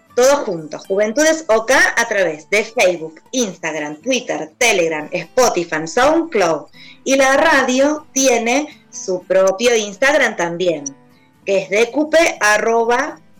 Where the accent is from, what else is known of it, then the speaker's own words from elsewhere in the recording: Argentina; como argentinos